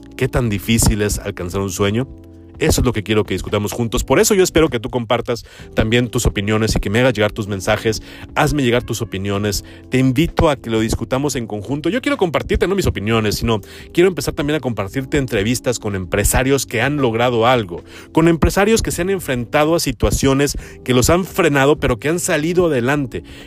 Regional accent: Mexico

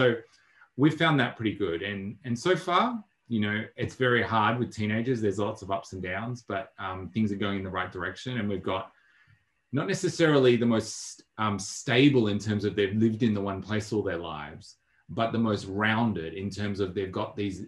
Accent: Melbourne, Victoria, Australia; I'd also see myself as an Australian, and I'd also see myself as a Melburnian

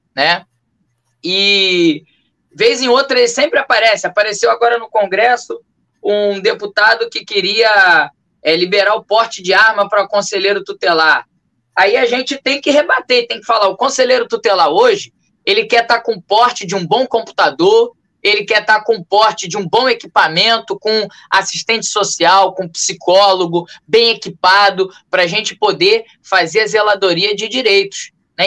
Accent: Rio de Janeiro, Brazil; Sou morador do bairro de Cavalcante, nascido e criado aqui em Cavalcante, zona norte do Rio

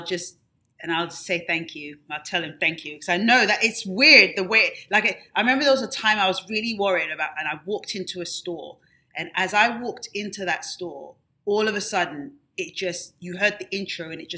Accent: England, United Kingdom; something that I grew up with in England that they don't really have a lot of here

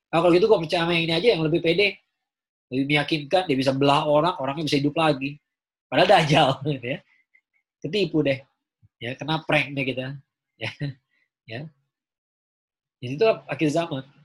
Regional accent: Java, Indonesia; kenapa percaya sama keraton sejagat ya kan saya orang Jawa

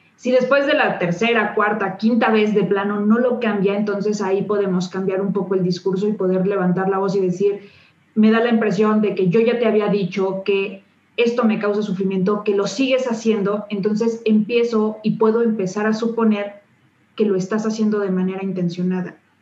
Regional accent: Mexico; somos mexicanos

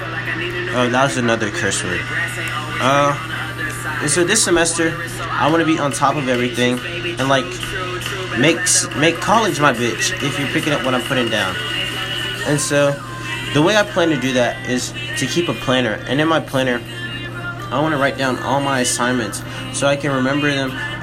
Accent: Birmingham, Alabama, United States; my parents are from Nigeria. However, I'm from Brooklyn Hospital, and that's down the street from the UAB campus. That's probably why I don't have an accent

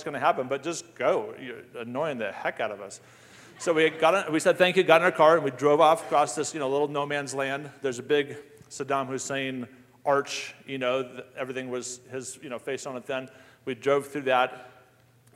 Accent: Colorado Springs, Colorado, United States; Fort Carson, where I grew up

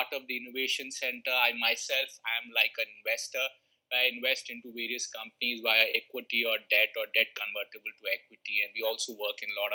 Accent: India; I come from India. I studied from a school where my seniors are Mr. Satya Nadella of Microsoft

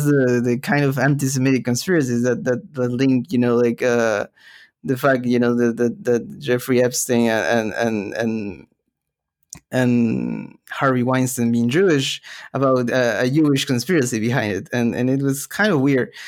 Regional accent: Peru; moved away; growing up in Peru

